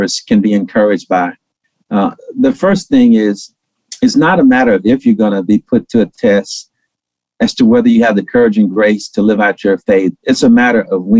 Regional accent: Shreveport, Louisiana, United States; moved away; also born or lived in Atlanta; when I was a little bitty boy growing up in Shreveport, Louisiana

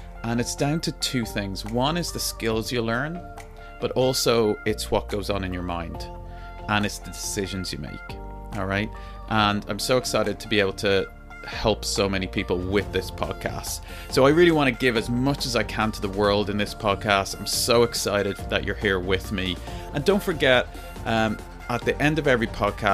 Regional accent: Ireland; I'm from Ireland.

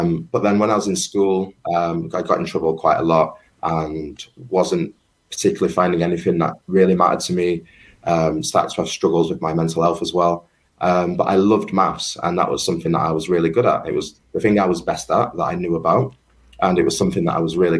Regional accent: Manchester, North West England, United Kingdom; growing up in Colliers, Manchester

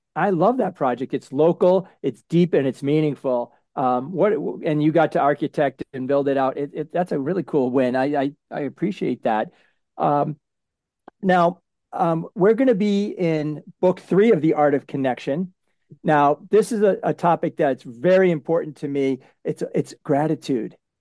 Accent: New England, United States; I'm from New England

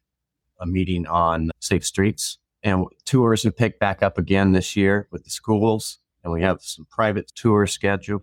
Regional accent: Seattle, Washington, United States; also born or lived in Mukilteo, Washington; I grew up in Fauntleroy

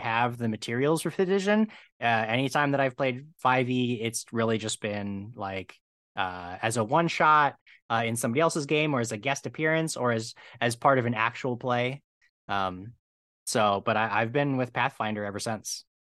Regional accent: Medina, Ohio, United States; now in Los Angeles, United States; Right now, I'm in, uh, Los Angeles, but I grew up in Ohio

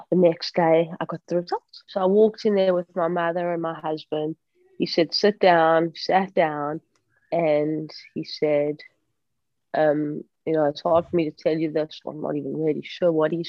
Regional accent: Johannesburg, Gauteng, South Africa; Growing up in Johannesburg

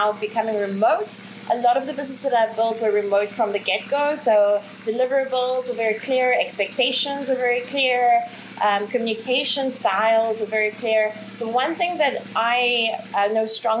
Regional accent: South Africa; moved away as an adult; also born or lived in Ukraine; now in Bali, Indonesia; I'm originally from Ukraine, grew up in South Africa, live in beautiful Bali at the moment.

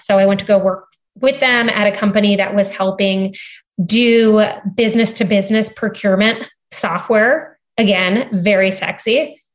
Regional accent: Cardiff by the Sea, California, United States; moved away as an adult; also born or lived in San Diego / Stanford; I was born and raised in San Diego. I grew up in a beautiful town called Cardiff by the Sea.

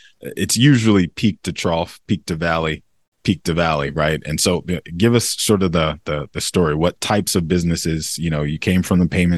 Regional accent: United States

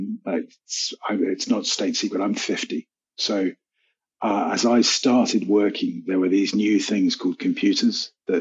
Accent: United Kingdom; now in Cyprus; I'm a Brit. I'm a confused Brit, so I'm part Scottish, part Irish, part Welsh, and part Cornish

